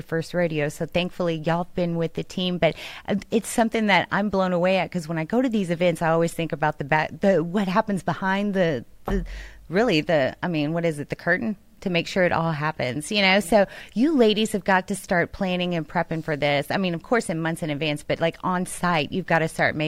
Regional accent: Houston, Texas, United States; as a Houstonian, I grew up in Houston, right in the thick of it.

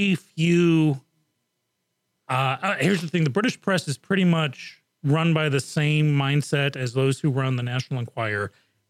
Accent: Japan; also born or lived in England; growing up in Japan and England, you know, topless was the thing

